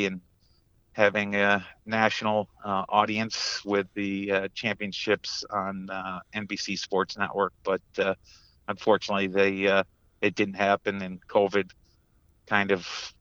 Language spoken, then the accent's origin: English; Hudson Falls, New York, United States; Grew up in a small town of Hudson Falls, New York, just outside of Glens Falls